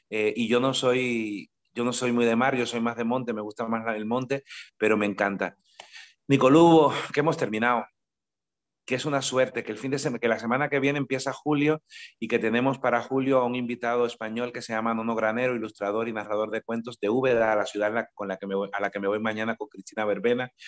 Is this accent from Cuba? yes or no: yes; Cuba; Yo no soy costeño, yo soy isleño. Entonces, claro, no es lo mismo ser caribeño de isla que caribeño de costa. El mar está de mi pueblo a 15 kilómetros y 15 kilómetros en una isla tan estrecha como Cuba suponen atravesar el mundo.